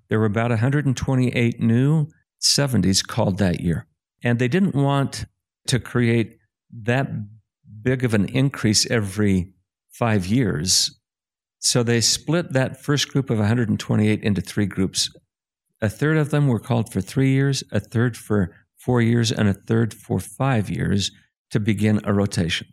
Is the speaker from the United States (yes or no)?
yes; Springville, Utah, United States; I was born in Springville, Utah in nineteen fifty-two to a very strong fa-, church family